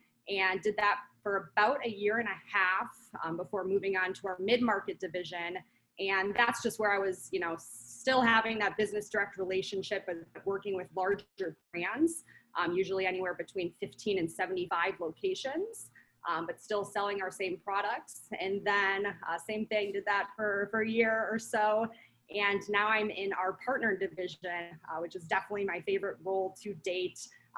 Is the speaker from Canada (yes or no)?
no; Midwest, United States; also born or lived in Minnesota / Wisconsin / Pennsylvania / North Carolina; now in Scottsdale, United States; I'm from the Midwest. I've lived in Minnesota, Wisconsin, Pennsylvania, North Carolina, just all over.